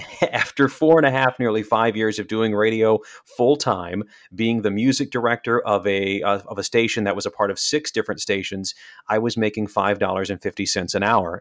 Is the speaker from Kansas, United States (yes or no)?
yes; Salina, Kansas, United States; moved away as an adult; also born or lived in North Dakota; now in Milwaukee, United States; I'm born and raised in Kansas, so I'm a Kansas boy by heart. I'm from Salina